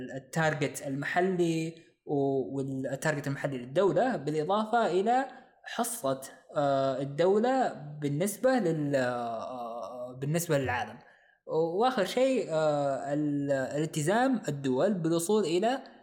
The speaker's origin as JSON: {"language": "Arabic", "country": "Saudi Arabia"}